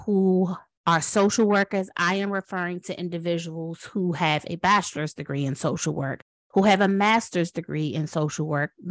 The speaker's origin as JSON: {"language": "English", "town": "Washington", "region": "District of Columbia", "country": "United States", "tie": "born or raised there", "moved": "yes", "lives_now": "North Carolina, United States", "said": "I was born in Washington, D.C."}